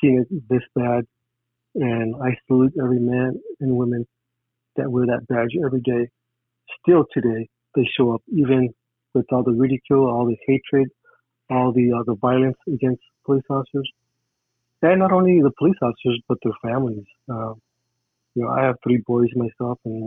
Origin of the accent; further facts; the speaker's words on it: Los Angeles, California, United States; growing up in East Los Angeles